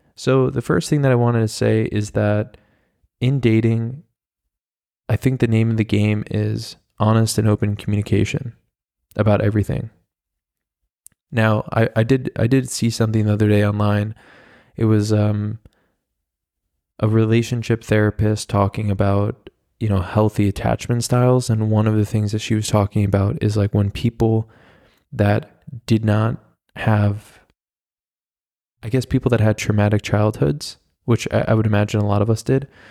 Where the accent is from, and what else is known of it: United States